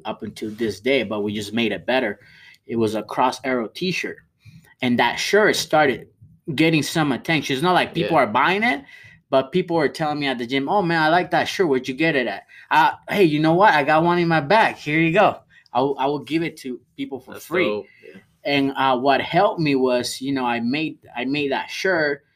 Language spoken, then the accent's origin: English; Venezuela; now in United States; I'm from Venezuela